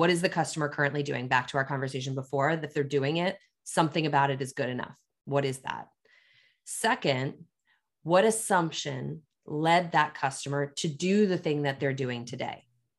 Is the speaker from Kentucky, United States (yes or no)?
no; Pennsylvania, United States; also born or lived in Washington, D.C.; now in Chicago, United States; I'm a transplant. I grew up in Pennsylvania after I moved to DC for the CEB job.